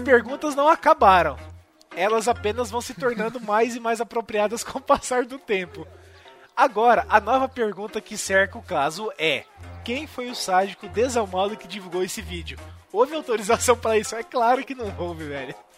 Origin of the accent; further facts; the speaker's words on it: Campo Mourão, Paraná, Brazil; na minha terra natal, em Campo Mourão